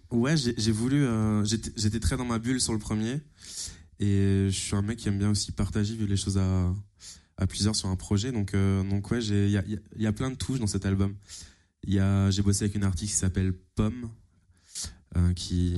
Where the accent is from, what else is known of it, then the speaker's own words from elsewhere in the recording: Fulgrisheim, near Strasbourg, Alsace, Grand Est, France; un petit village qui s'appelle Fulgrisheim